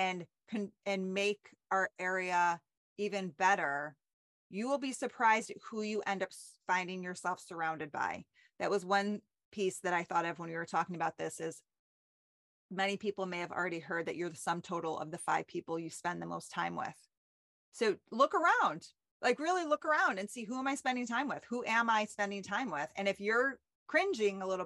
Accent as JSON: {"language": "English", "town": "New Hartford", "region": "New York", "country": "United States", "tie": "born or raised there", "said": "I grew up in New Hartford"}